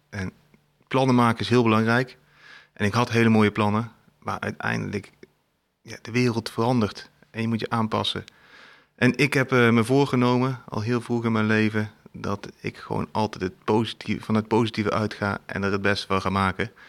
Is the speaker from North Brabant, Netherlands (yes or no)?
yes; Eindhoven, North Brabant, Netherlands; moved away as an adult; also born or lived in Tilburg; maar ik ben opgegroeid in Brabant, in Eindhoven. toen ben ik in Tilburg gaan studeren.